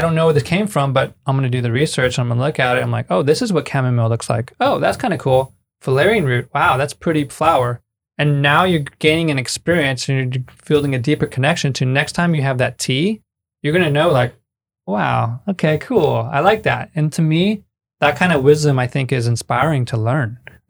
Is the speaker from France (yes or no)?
no; Mexico; It's in Canada and it's in the cold of winter. And here I am from Mexico going, talk about an extreme like environmental shift.